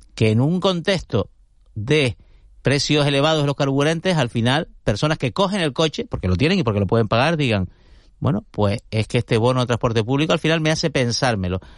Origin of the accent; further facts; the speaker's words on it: Santa Cruz de Tenerife, Canary Islands, Spain; Yo crecí en Tío Pino, que es un barrio donde hacíamos hogueras, hacíamos hogueras en el barranquillo que hay allí justo al lado, que es una especie de afluente del Barranco de Santos